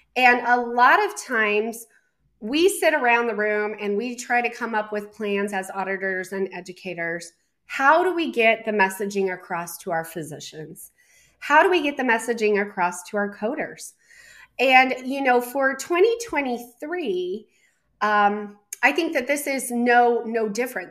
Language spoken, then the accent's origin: English; Colorado, United States; moved away; my home state of Colorado